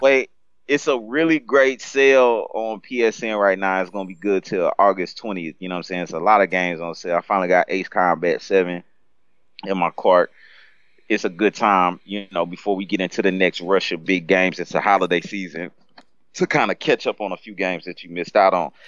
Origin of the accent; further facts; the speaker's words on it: United States; I'm American